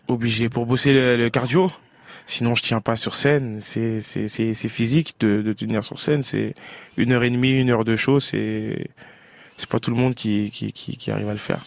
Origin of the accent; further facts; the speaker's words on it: Paris, Île-de-France, France; Paris, qui est ma ville natale.